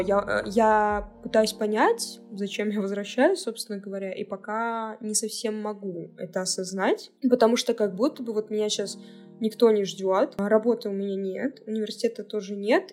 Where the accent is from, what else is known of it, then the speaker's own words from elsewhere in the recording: Cherepovets, Vologda Oblast, Russia; moved away as an adult; now in Saint Petersburg, Russia; все 18 лет своей жизни, то бишь это вот всю детство и подростковую жизнь я прожила в Череповце